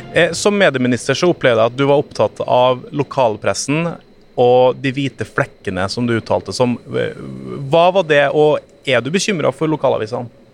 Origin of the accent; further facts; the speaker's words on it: Trøndelag, Norway; now in Oslo, Norway; Jeg har vokst opp i Trøndelag